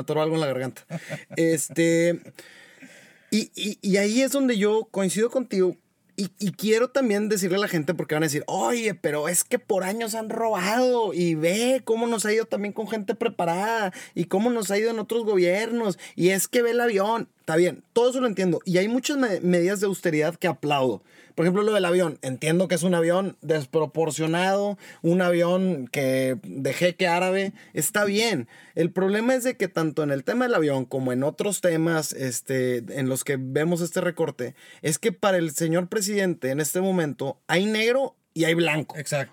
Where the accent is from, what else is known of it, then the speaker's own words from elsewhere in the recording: Mexico; somos puros mexicanos responsables los que estamos aquí